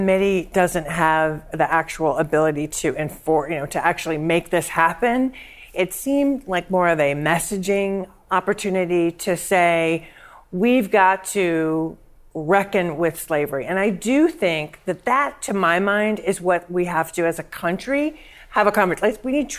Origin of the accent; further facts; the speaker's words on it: Bay Area, California, United States; I grew up in the Bay Area